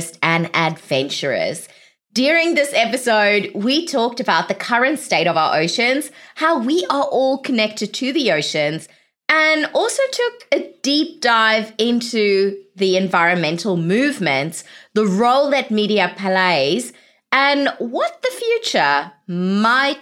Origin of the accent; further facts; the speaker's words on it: South Africa; moved away; I'm originally from South Africa